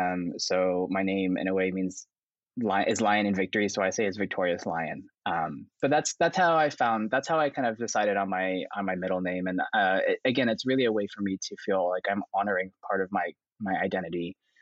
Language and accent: English; Yiyang, Hunan, China; born there; I was adopted from Hunan, China. Like I was in the city specifically was Yiyang.